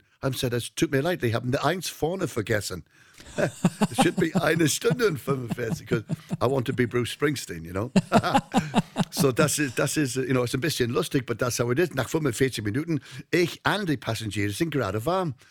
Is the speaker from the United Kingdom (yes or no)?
yes; North Wales, United Kingdom; German is a second language; moved away as an adult; now in Hamburg, Germany; ich komme aus Nordwales